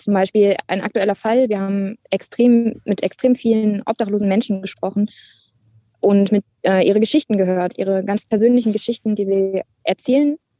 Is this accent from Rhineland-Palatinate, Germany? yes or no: yes; Hunsrück, Rhineland-Palatinate, Germany; also born or lived in near Duisburg, North Rhine-Westphalia; als ich als Kind in den Hunsrück gezogen bin